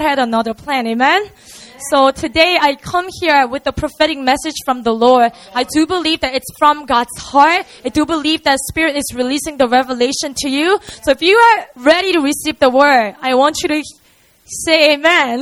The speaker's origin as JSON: {"language": "English", "region": "Busan", "country": "South Korea", "tie": "born or raised there", "second_language": "English", "said": "We have three campuses all around the city of Seoul and also in Busan, which is my hometown"}